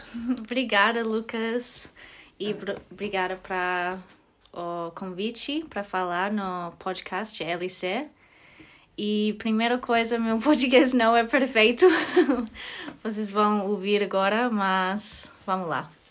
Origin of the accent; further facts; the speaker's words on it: Australia; Portuguese is a second language; moved away as an adult; also born or lived in Porto Alegre, Brazil; now in Germany; eu sou australiana